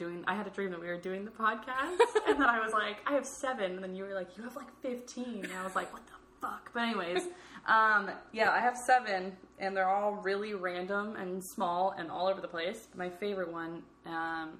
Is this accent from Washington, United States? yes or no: yes; greater Seattle area, Washington, United States; I grew up here